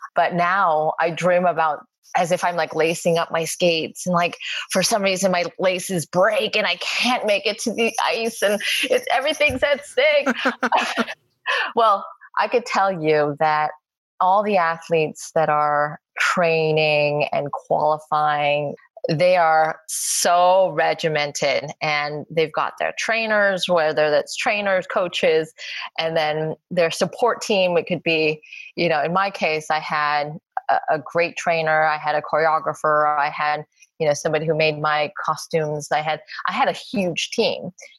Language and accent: English; Los Angeles, California, United States; I'm like, LA. LA.